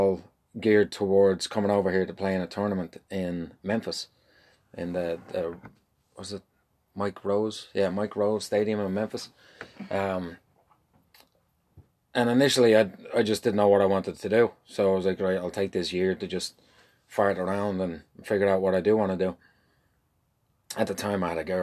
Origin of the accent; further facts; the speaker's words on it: Dublin, Leinster, Ireland; moved away as an adult; now in St. Louis, United States; born and raised in Dublin